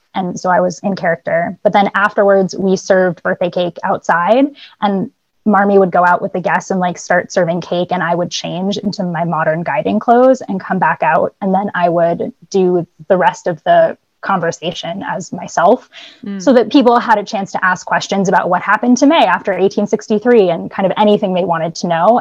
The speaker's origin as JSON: {"language": "English", "town": "Boston", "region": "Massachusetts", "country": "United States", "tie": "born or raised there", "said": "I grew up in the Boston area"}